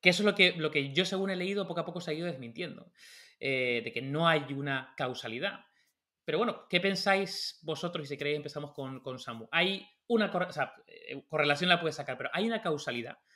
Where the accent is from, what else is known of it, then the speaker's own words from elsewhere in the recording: Tenerife, Canary Islands, Spain; now in Madrid, Spain; durante mucho tiempo cuando me fui de Tenerife a Madrid, pues aprendí a tocar la guitarra